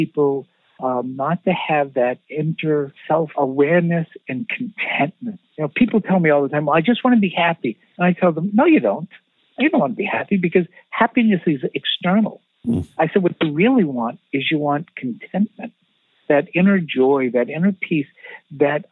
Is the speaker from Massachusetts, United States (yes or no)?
yes; Quincy, Massachusetts, United States; I grew up in Quincy. My family was from South Boston